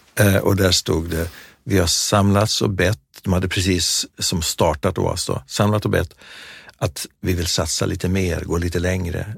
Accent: Sweden; vi var där eh, från Sverige

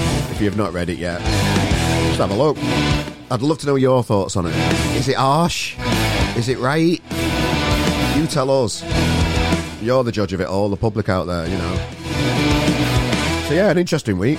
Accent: Sheffield, Yorkshire and the Humber, United Kingdom; now in Manchester, United Kingdom; I'm a Yorkshire lad myself. I'm from Sheffield originally. I live in Manchester now

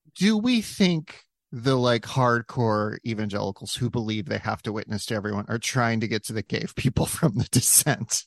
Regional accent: South Dakota, United States; Growing up in South Dakota, we did not have recycling

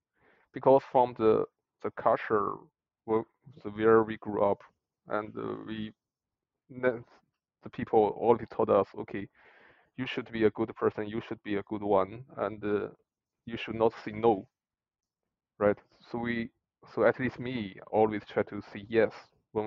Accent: China; English is a second language; moved away as an adult; now in Dublin, Ireland; we were students in China

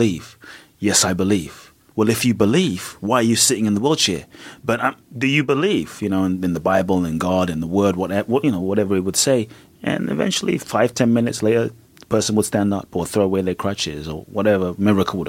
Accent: London, United Kingdom; moved away as an adult; also born or lived in Ghana / Peckham; I grew up in London

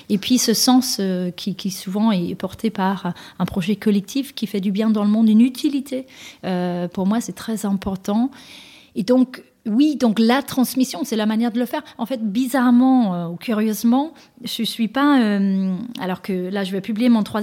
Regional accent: Denmark; now in France; avec lesquelles j'ai grandi, moi, au Danemark

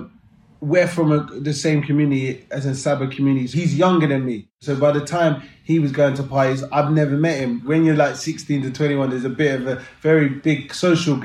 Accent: London, United Kingdom; growing up in South London and London just in general

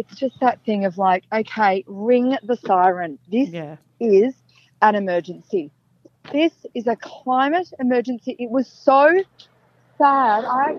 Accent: Melbourne, Victoria, Australia; I grew up in Melbourne

